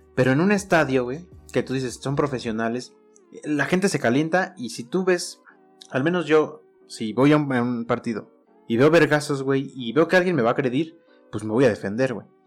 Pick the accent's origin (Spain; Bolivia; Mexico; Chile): Mexico; uno como mexicano